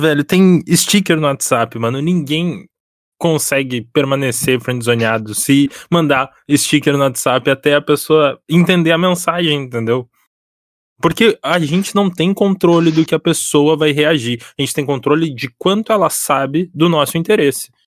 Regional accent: Porto Alegre, Rio Grande do Sul, Brazil; Eu e o … somos do Rio Grande do Sul, eu sou da capital

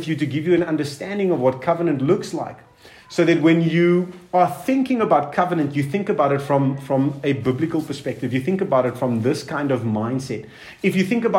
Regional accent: Cape Town, Western Cape, South Africa; also born or lived in Durban; now in Pretoria, South Africa; I'm from Cape Town, I've lived in Durban and I'm living in Pretoria.

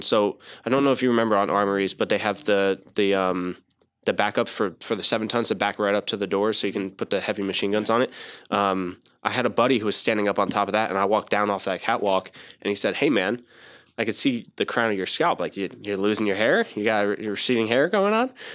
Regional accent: New Jersey, United States; I was born in Jersey

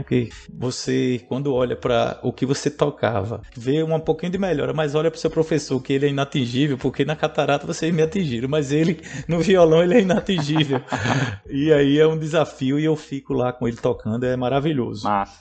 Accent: Pernambuco, Brazil; eu sou do Pernambuco

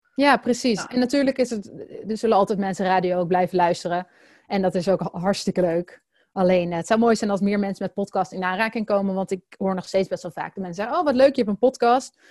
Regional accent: Netherlands; als Nederlanders

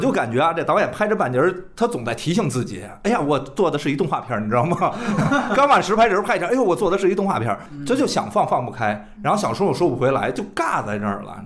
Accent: China; 作为一个中国人

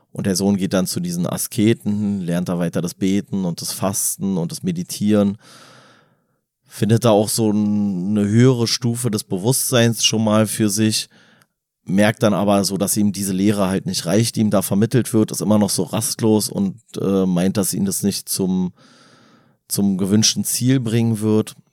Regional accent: Berlin, Germany; wir als Berliner haben eine andere Definition von Stadt.

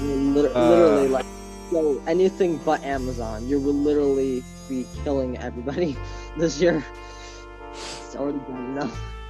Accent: Long Island, New York, United States; My local business I love is on Long Island, and my hometown is Madison's Niche

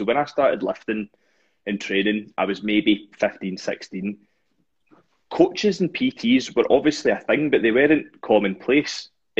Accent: Dunoon, Scotland, United Kingdom; I'm from a kind of small town called Dunoon

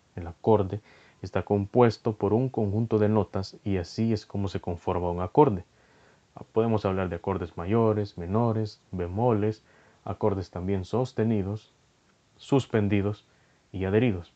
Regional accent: El Salvador; soy de El Salvador

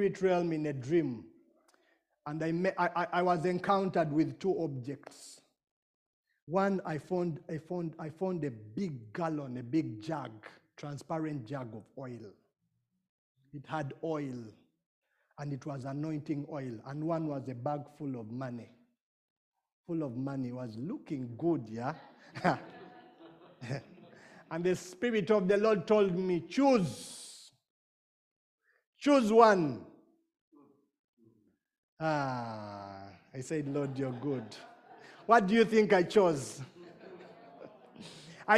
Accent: Uganda; I come from Uganda

